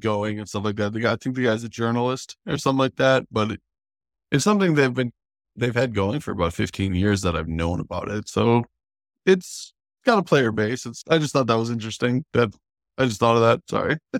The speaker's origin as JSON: {"language": "English", "region": "North Dakota", "country": "United States", "tie": "born or raised there", "said": "my hometown, I'm from North Dakota"}